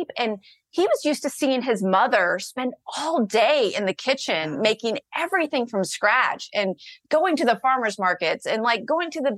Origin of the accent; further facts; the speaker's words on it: Charlotte, North Carolina, United States; I'm from Charlotte, North Carolina, but Okay. Both of my parents are from India